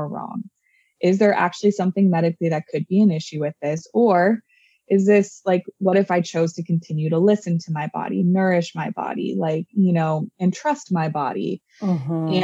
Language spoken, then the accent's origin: English; Orange County, California, United States; growing up in Orange County